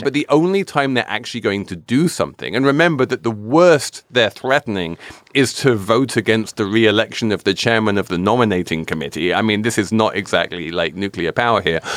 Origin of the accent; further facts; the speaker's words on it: England, United Kingdom; I'm English